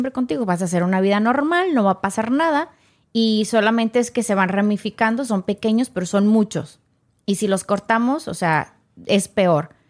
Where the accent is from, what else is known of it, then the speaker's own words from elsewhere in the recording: Mexico; O sea, yo vengo de México